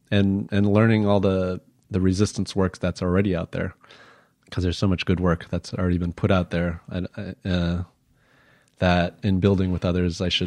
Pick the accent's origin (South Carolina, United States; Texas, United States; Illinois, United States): Illinois, United States; Chicago; common thing as an asian american that i've been asked throughout my life is where are you from? And I'm from, I was born Illinois. In Illinois. yeah, I was born in Chicago.